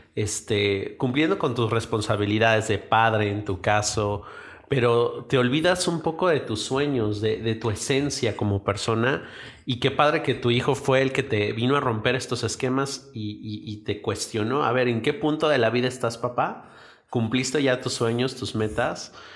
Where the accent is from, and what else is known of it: Mexico